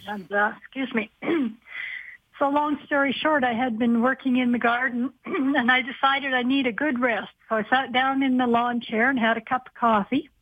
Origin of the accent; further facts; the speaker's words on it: Calgary, Alberta, Canada; I'm from Calgary.